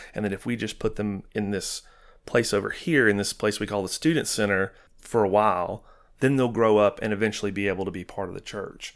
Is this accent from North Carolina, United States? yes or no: no; Knoxville, Tennessee, United States; moved away as an adult; also born or lived in Rockwood, Tennessee; now in Chattanooga, United States; we're from Knoxville